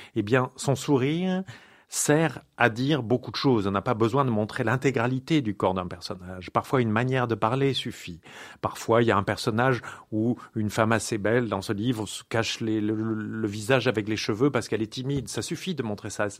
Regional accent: France; moved away as an adult; now in Paris, France; je n'y suis pas né, moi. Et moi, je suis un enfant de la province qui est arrivé à Paris.

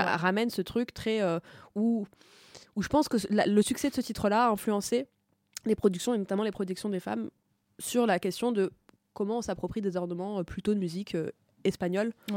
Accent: Tunisia; je suis pas égyptienne, je suis tunisienne

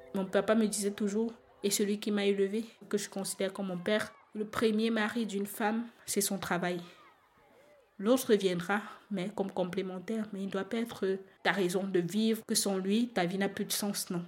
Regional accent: Cameroon; now in Belgium; Je suis une Camerounaise, père camerounais, mère camerounaise

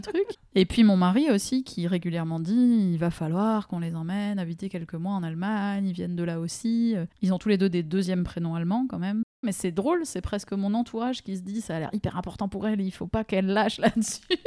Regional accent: Strasbourg, Grand Est, France; also born or lived in Germany; des Alsaciens où j'ai grandi

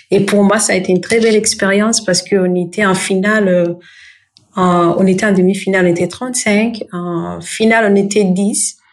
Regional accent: Burundi; Euh, au fait, le Burundi, c'est mon pays d'origine. Je suis burundaise déjà, et c'est un pays qui se trouve euh, en Afrique de l'Est

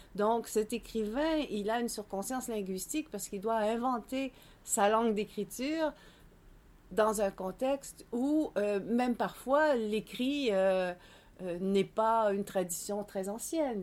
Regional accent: Quebec, Canada

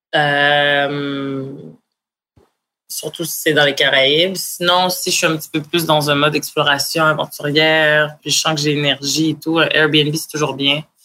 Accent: Montreal, Quebec, Canada; je viens de Montréal

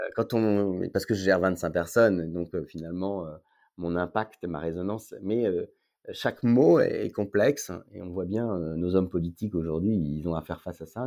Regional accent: Paris, Île-de-France, France; moved away as an adult; also born or lived in Lyon / Marseille; now in Aix-en-Provence, France; Je suis parisien, de naissance, oui. Paris 16

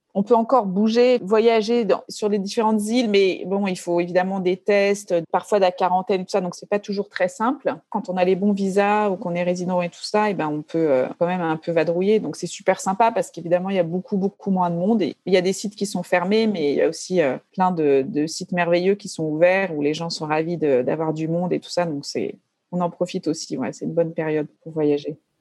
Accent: Paris, Île-de-France, France; moved away as an adult; also born or lived in Béziers, France; now in Bali, Indonesia; Je viens de Paris, j'ai grandi à Paris

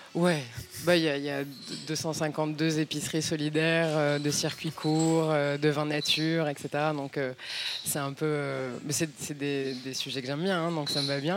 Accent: Nîmes, Occitania, France; moved away as an adult; now in Paris, France; j'ai quitté Nîmes, Nîmes 140 et quelques mille habitants à l'époque

